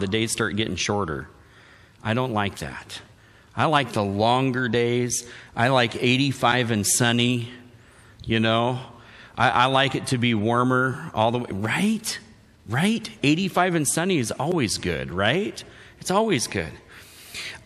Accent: Wenatchee, Washington, United States; I grew up in Wenatchee and East Wenatchee.

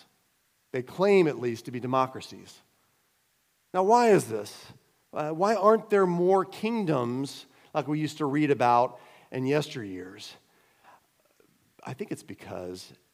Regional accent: United States; moved away; also born or lived in Cayman Islands; being an American

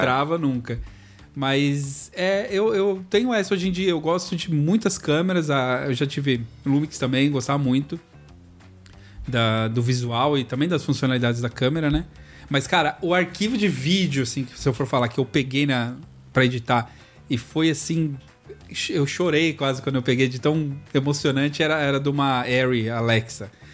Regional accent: São Paulo, Brazil; moved away; Eu vim de São Paulo

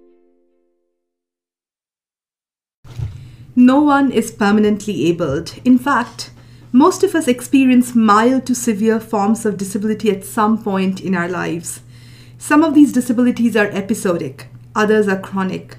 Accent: India; moved away; I'm originally from India, a post-colonial subject

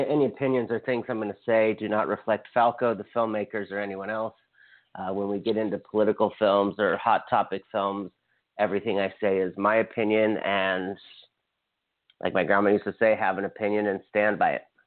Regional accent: United States; as an American and a citizen and someone who voted

